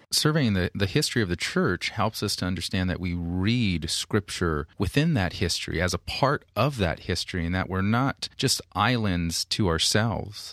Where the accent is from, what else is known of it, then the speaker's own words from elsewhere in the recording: Modesto, California, United States; now in San Diego, United States; Modesto, California